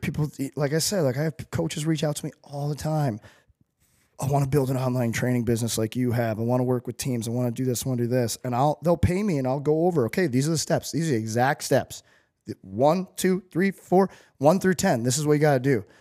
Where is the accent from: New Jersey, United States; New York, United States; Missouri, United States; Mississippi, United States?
Missouri, United States; St. Louis; growing up in Saint Louis